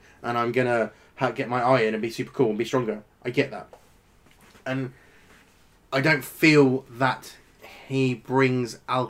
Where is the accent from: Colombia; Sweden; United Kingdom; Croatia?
United Kingdom; London; And we're from London